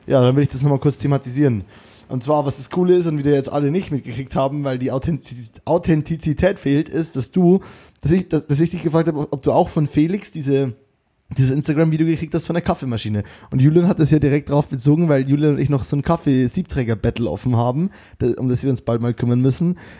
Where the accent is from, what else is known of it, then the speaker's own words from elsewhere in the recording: Bavaria, Germany; accent: Bavarian; wegen meinem Bayerisch